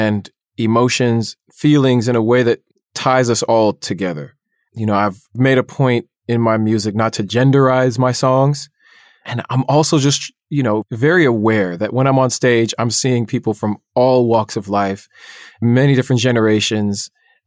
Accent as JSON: {"language": "English", "area": "Orange County", "region": "California", "country": "United States", "tie": "born or raised there", "said": "When I grew up in Orange County, I was one of five Black kids at my school."}